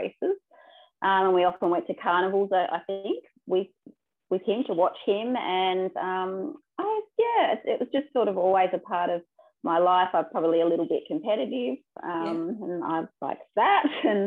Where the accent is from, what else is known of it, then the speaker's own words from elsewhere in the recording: Launceston, Tasmania, Australia; also born or lived in Cressy; I grew up in Launceston. I had a bit of time at Cressy, I suppose, but then we moved into Launceston in Tasmania